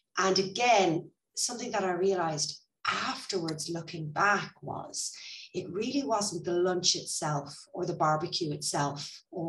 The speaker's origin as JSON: {"language": "English", "country": "Ireland", "moved": "yes", "lives_now": "Spain", "said": "I'm Irish"}